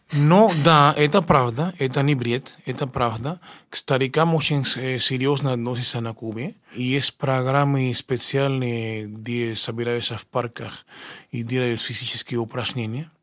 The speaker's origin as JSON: {"language": "Russian", "country": "Cuba", "second_language": "Russian", "moved": "as an adult", "lives_now": "Russia", "said": "Приехал я э, из Кубы учиться в консерватории имени Чайковского"}